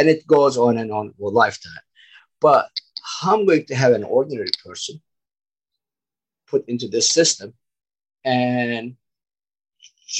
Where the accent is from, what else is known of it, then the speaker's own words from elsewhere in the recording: Turkey; moved away as an adult; now in United States; I'm originally from Turkey, background construction, and I immigrated to the United States 20 years ago.